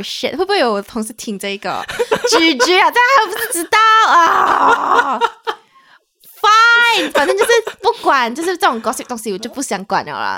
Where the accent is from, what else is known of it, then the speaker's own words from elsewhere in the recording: Malaysia; now in Taiwan; 我们是两位来自马来西亚人，目前都在台湾工作的社畜